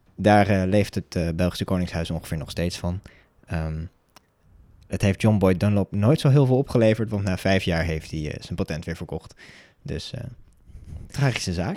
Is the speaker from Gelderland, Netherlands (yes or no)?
no; Almere, Flevoland, Netherlands; ik kom uit Almere